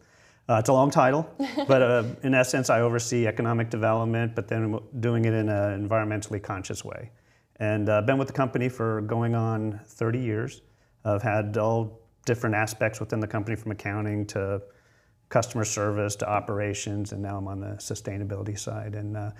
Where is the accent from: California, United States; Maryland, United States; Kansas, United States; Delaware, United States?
Delaware, United States; also born or lived in South Dakota; So I call myself a Delawarean, but I was born in South Dakota and have lived in three different countries, but we settled here.